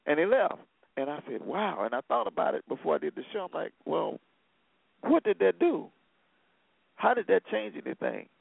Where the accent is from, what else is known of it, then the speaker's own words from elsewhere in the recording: Selma, Alabama, United States; I grew up in Selma